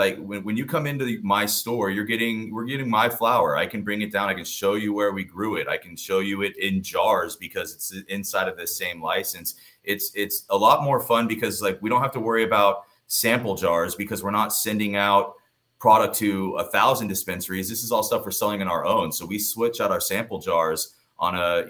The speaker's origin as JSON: {"language": "English", "region": "Colorado", "country": "United States", "moved": "yes", "lives_now": "Palm Desert, United States", "said": "I'm from Colorado"}